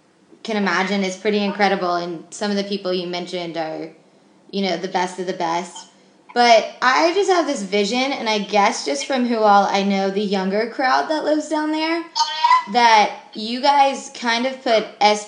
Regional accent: Georgia, United States; I love it down there growing up in Georgia

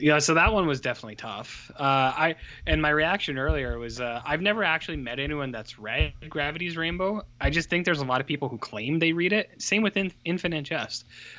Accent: Canada

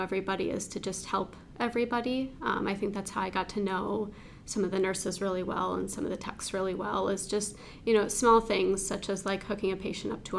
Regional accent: St. Joseph, Michigan, United States; I was born and raised in St. Joseph, Michigan

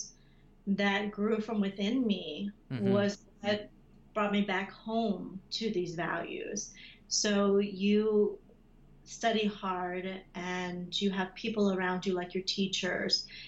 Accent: United States; When I first arrived to the U.S., I was a child. I was so young. But growing up in America

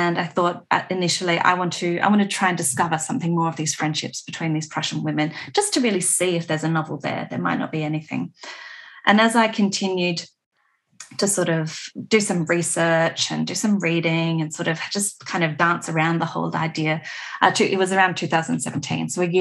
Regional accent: Adelaide Hills, South Australia, Australia; also born or lived in Melbourne; I grew up on Paramount Country in the Adelaide Hills. I live here now.

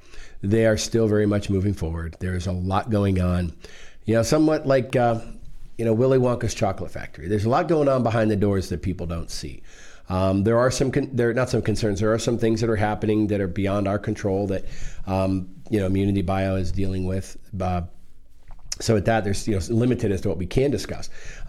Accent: Maryland, United States; I was one of them. You know, I moved in here from Maryland with my family, you know, some 40-some years ago now.

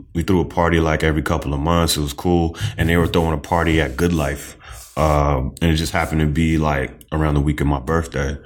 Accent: Boston, Massachusetts, United States; born or raised there; also born or lived in Trinidad / Dorchester / Mattapan / Hyde Park

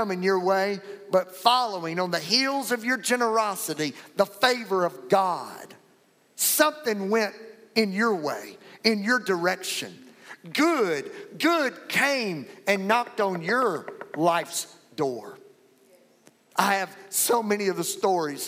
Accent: Louisiana, United States; now in Fort Worth, United States; I'm from Fort Worth, Texas, but originally from Louisiana.

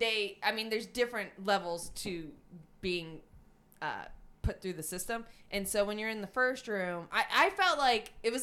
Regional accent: New Jersey, United States; he goes, where are you from? And I said Jersey

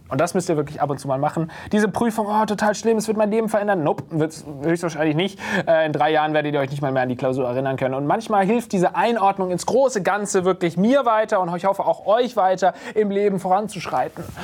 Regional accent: Baden-Württemberg, Germany; now in Berlin, Germany; Ich komme nicht aus dem Schwabenland, ich komme aus Baden.

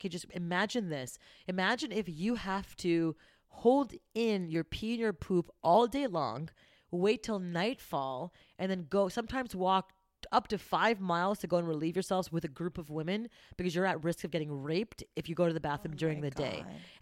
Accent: Montreal, Quebec, Canada; I grew up going to high school in Montreal

